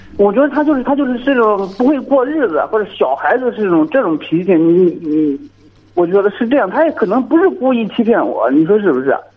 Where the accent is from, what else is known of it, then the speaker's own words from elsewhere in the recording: Liaocheng, Shandong, China; 我是聊城的